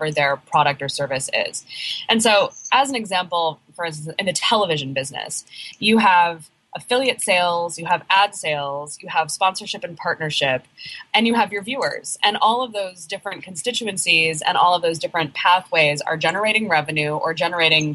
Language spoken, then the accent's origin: English; Oregon, United States; moved away as an adult; now in Brooklyn, United States; I live in Brooklyn, New York. I'm actually from Oregon originally